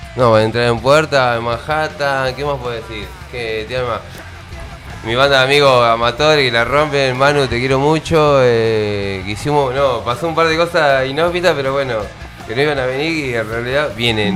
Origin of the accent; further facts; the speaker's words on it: Tandil, Buenos Aires Province, Argentina; somos todos amigos, somos de Tandín.